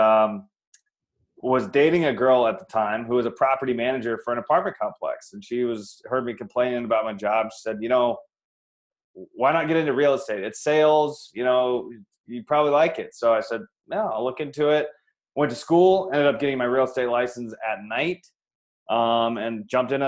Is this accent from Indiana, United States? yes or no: no; Iowa, United States; moved away as an adult; now in Phoenix, United States; I'm from Iowa originally. Born and raised, went to college there